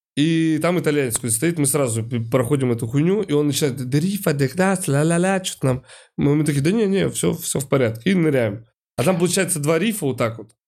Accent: Saint Petersburg, Russia; я из Питера и постоянно вижу вот это вот эти фотографии, что вот у нас северное сияние здесь

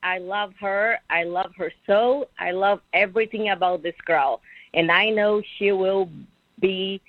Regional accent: Brazil; now in Sarasota, United States; I am from Brazil.

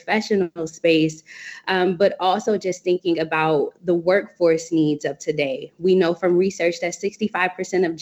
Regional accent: Cincinnati, Ohio, United States; now in Washington, D.C., United States; I hail from Cincinnati, Ohio

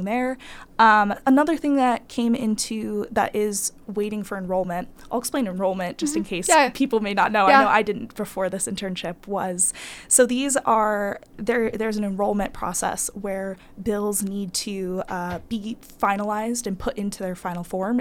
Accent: Florida, United States; I'm originally from Florida

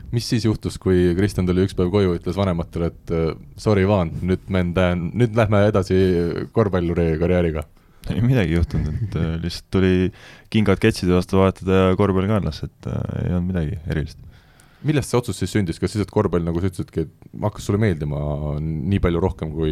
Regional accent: Tartu, Tartu County, Estonia; mina olen eh, pärit Tartust, jah

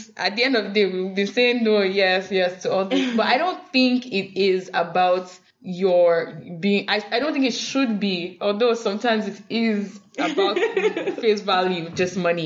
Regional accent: Nigeria; being Nigerian, you always grew up around

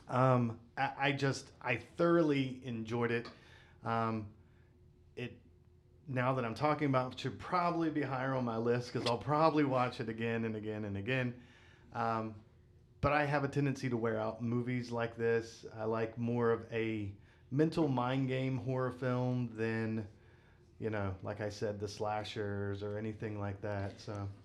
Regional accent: West Virginia, United States; I grew up in West Virginia.

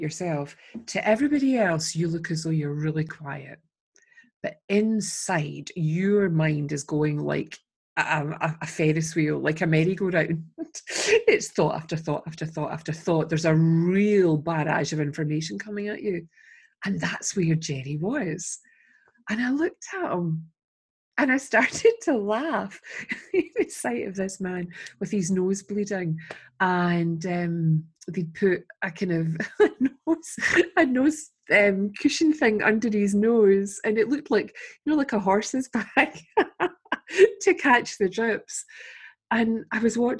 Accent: Scotland, United Kingdom

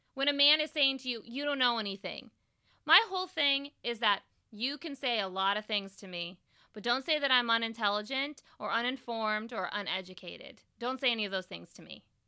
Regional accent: Bay Area, California, United States; I grew up in the Bay Area

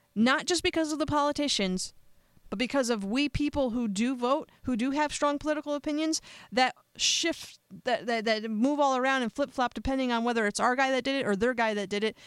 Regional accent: United States; I'm an American

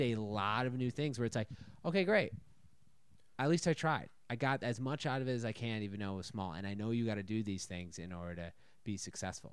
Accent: Minnesota, United States; moved away as an adult; also born or lived in Chicago / New York; now in Texas, United States; born and raised in Minnesota

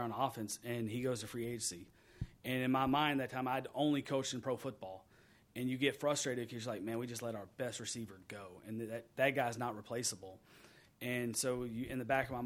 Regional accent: Texas, United States; moved away; I grew up in Texas

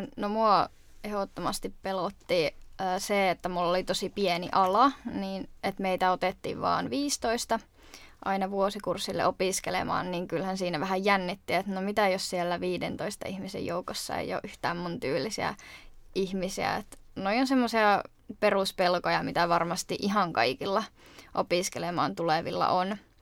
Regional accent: Jyväskylä, Central Finland, Finland; moved away as an adult; now in Turku, Finland; mä oon muuttanut tuolta Keski-Suomesta eli Jyväskylästä

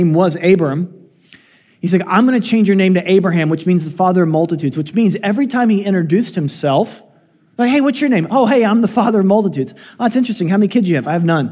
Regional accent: Illinois, United States; I was born in Illinois

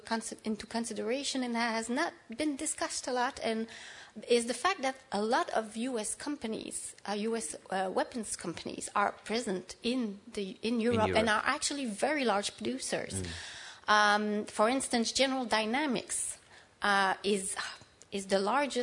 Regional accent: Canada; I'm Canadian

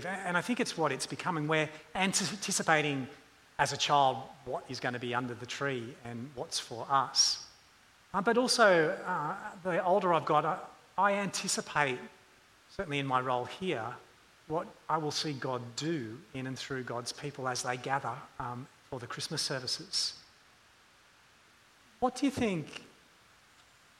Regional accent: suburban Sydney, then Hunter Valley / Newcastle region, New South Wales, Australia; growing up in suburban Sydney and then in the Hunter Valley of Newcastle region

